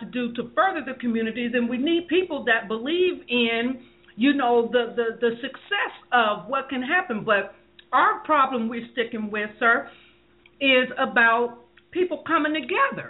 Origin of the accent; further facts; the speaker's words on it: Columbus, Ohio, United States; now in California, United States; I come from Columbus, Ohio, and I'm here in California